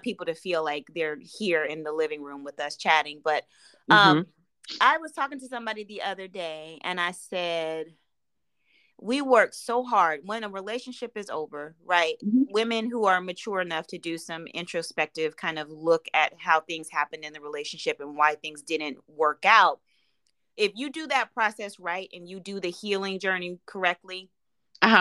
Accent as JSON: {"language": "English", "region": "Midwest", "country": "United States", "said": "I'm from the Midwest"}